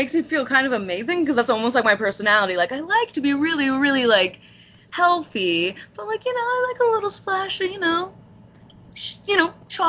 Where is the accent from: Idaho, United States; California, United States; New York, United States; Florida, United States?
California, United States; I grew up in the Portuguese Halls all over the coast of California.